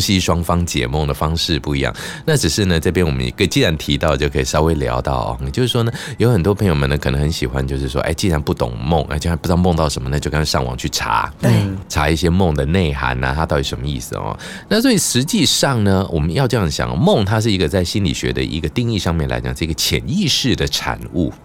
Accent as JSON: {"language": "Chinese", "region": "Pingtung County", "country": "Taiwan", "moved": "yes", "lives_now": "Taipei, Taiwan", "said": "我就回去我的老家，屏东老家扫墓"}